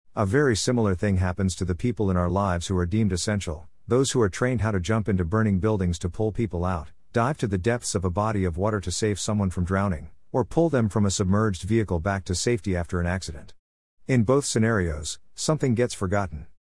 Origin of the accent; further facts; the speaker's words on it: Canada; being Canadian